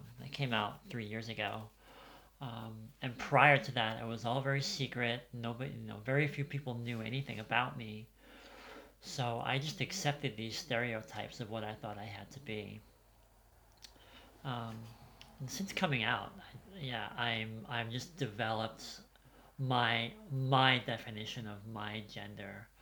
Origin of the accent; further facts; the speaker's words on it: New York City, New York, United States; moved away as an adult; now in Upstate New York, United States; I was born in New York City in 1971. I think it was St. John's Hospital in Queens. But I lived in Brooklyn, lived in Greenpoint, Brooklyn.